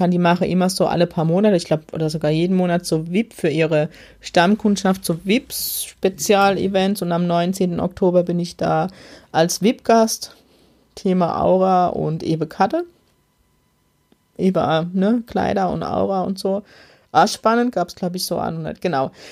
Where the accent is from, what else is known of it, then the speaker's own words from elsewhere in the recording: Germany; Ich kann als Deutsche nicht einfach in Österreich Einnahme